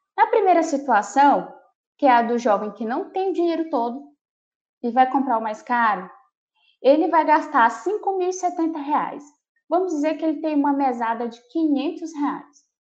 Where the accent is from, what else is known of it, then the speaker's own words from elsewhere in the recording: Marabá, Pará, Brazil; now in Palmas, Brazil; Eu nasci em Marabá, no Pará